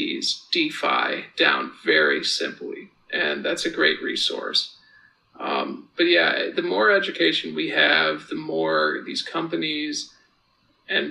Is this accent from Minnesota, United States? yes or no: no; Hartford, Connecticut, United States; moved away; I'm originally from Hartford, Connecticut